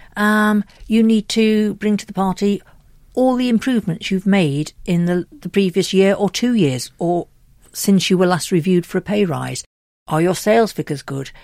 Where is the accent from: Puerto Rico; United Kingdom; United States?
United Kingdom; We're very British